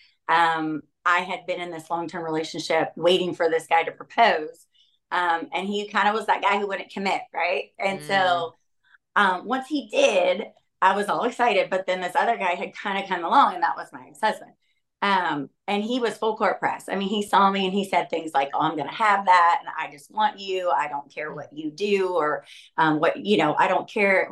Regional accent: Ohio, United States; moved away as an adult; now in California, United States; I was born in Ohio in a small town.

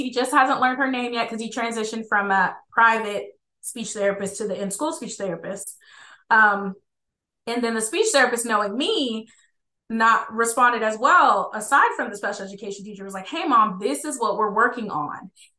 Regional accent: Georgia, United States; so we're from Georgia, and then I was a military brat, so I grew up all over the place.

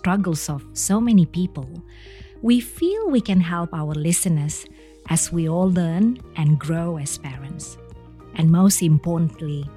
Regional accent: Indonesia; moved away; I grew up in Indonesia

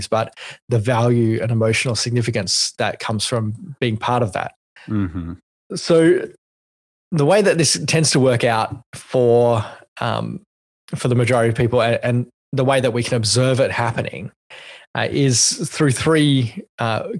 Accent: Australia; I'm not an American because I'm an Australian

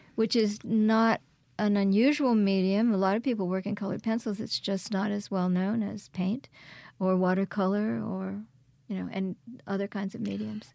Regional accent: Quebec, Canada; also born or lived in Kingston, Ontario; now in Hattiesburg, United States; I was born in Kingston, Ontario, and raised in Quebec

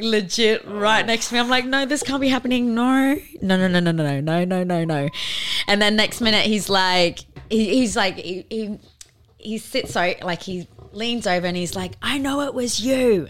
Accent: Darwin, Northern Territory, Australia; we were both born and bred in Darwin

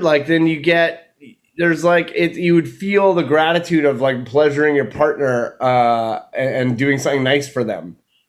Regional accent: Victoria, British Columbia, Canada; moved away; I've never headlined in my hometown

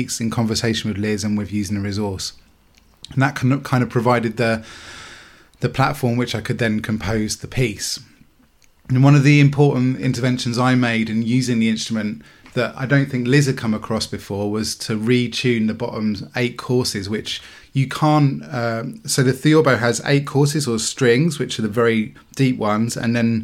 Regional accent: Chatham, South East England, United Kingdom; now in Southampton, United Kingdom; I live in Southampton, but I grew up in Chatham in Kent

